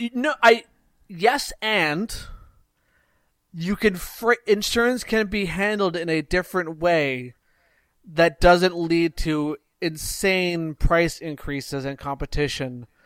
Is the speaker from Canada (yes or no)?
yes; Canada; I'm from Canada